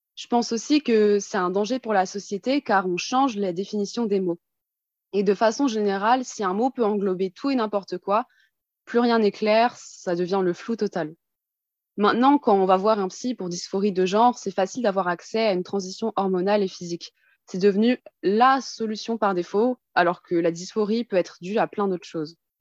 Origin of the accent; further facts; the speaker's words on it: Colmar, Grand Est, France; now in Paris region, France; Je viens en région parisienne, mais je suis née en Alsace, à Colmar